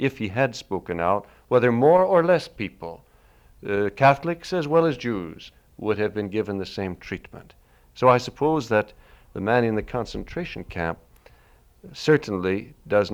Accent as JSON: {"language": "English", "country": "United States", "said": "I'm an American"}